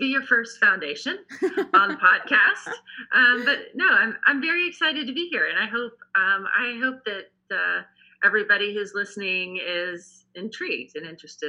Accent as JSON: {"language": "English", "town": "Washington", "region": "District of Columbia", "country": "United States", "tie": "born or raised there", "also_born_or_lived": "Baton Rouge, Louisiana", "said": "I'm a Southern girl by birth. I was born in Baton Rouge, Louisiana. And then my family moved to Washington, D.C. when I was five. Okay. So I really grew up in the district and just outside of the district"}